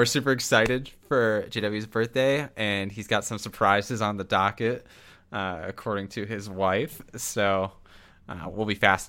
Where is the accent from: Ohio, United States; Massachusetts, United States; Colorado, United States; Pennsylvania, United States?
Ohio, United States; Mason; my hometown.